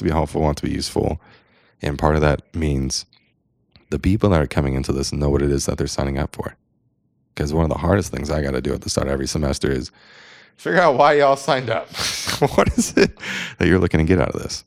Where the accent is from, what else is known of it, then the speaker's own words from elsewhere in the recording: San Diego, California, United States; I'm a dude from San Diego